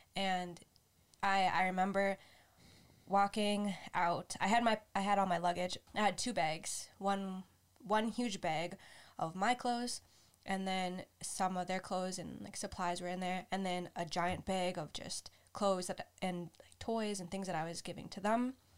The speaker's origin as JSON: {"language": "English", "country": "United States", "tie": "born or raised there", "said": "I was raised in the United States"}